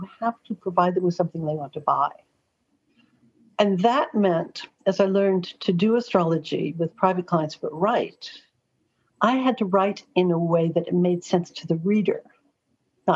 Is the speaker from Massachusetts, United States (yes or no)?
no; Los Angeles, California, United States; now in London, United Kingdom; I literally was born in Hollywood. Growing up in Los Angeles